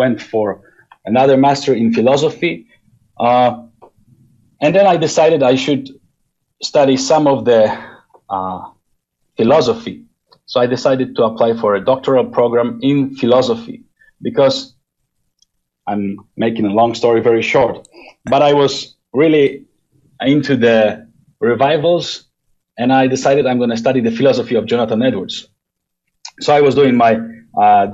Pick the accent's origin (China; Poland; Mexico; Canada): Poland; I was born and raised in Poland in pastoral family